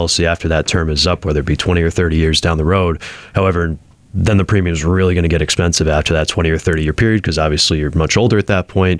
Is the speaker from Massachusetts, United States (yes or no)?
yes; Springfield, Massachusetts, United States; Born and raised in Springfield, Mass